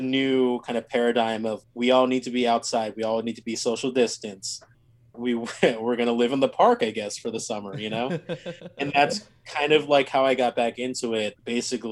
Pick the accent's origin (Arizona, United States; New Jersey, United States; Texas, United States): New Jersey, United States; Cherry Hill; moved away as an adult; also born or lived in Philadelphia, Pennsylvania; now in New York, United States; I grew up in Cherry Hill, New Jersey. So a suburb in South Jersey, not too far from Philadelphia